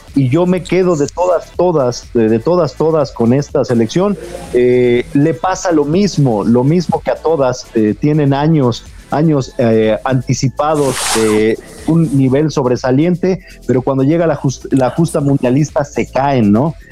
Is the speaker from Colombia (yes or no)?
no; Mexico; aunque no nos guste como mexicanos